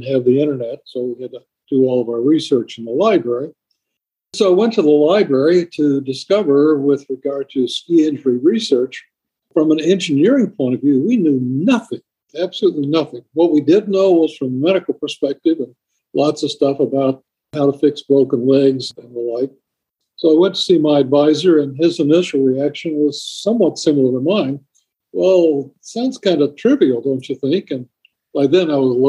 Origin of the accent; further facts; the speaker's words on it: Montgomery, Alabama, United States; also born or lived in Tennessee / Georgia / Syracuse, New York; now in upstate New York, United States; I was born in Montgomery, Alabama, went to high school in Tennessee, attended Georgia Tech as an undergrad